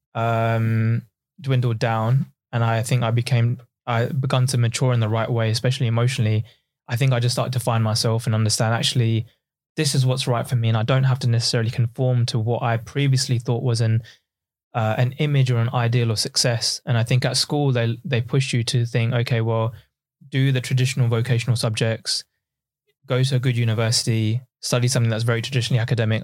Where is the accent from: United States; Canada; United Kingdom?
United Kingdom; Essex, East of England; also born or lived in East London; I was originally from East London and, um, once I was, uh, in my sort of early childhood, my dad realized that actually if we move out just outside of London to Essex